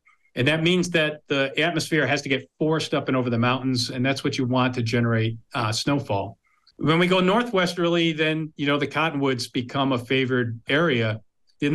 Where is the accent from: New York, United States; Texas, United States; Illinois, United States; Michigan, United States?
New York, United States; Adirondacks, upstate; moved away as an adult; now in Utah, United States; I grew up in the Adirondacks.